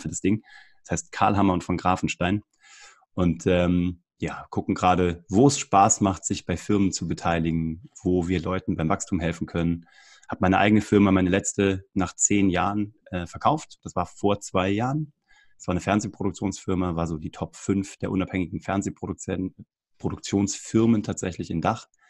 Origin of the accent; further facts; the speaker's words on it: Kassel, Hesse, Germany; moved away as an adult; also born or lived in Cologne; im offenen Kanal Kassel, wo ich herkomme